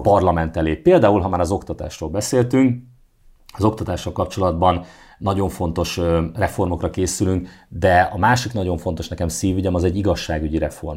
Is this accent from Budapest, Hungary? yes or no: no; Szeged, Csongrád-Csanád, Hungary; a kis szobámban, a Szegedi lakótelepen